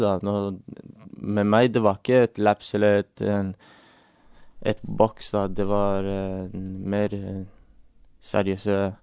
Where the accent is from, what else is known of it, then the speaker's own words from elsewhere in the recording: England, United Kingdom; now in Norway; jeg vokste opp i England